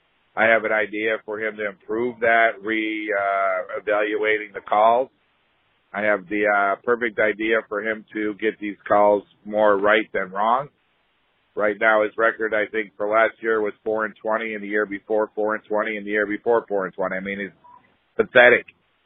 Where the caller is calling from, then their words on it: Newport Beach, California, United States; I'm calling from Newport Beach, California.